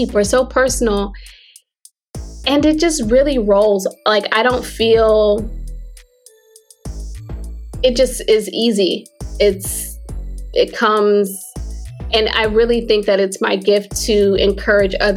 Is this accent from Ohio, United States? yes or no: yes; Akron, Ohio, United States; also born or lived in San Francisco Bay Area / Crown Heights, Brooklyn, New York; now in Atlanta, United States; I grew up in Akron, Ohio, city of LeBron James.